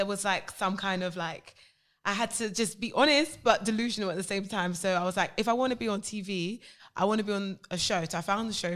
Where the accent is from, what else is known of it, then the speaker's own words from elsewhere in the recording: Croydon, London, United Kingdom; moved away as an adult; now in Los Angeles, United States; I'm a girl from Fort and Eve Croydon